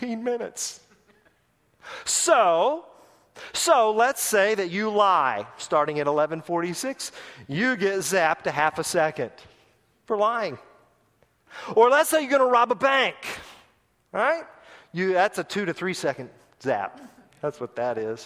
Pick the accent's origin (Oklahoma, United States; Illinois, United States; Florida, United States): Oklahoma, United States; Tulsa; my hometown of Tulsa, Oklahoma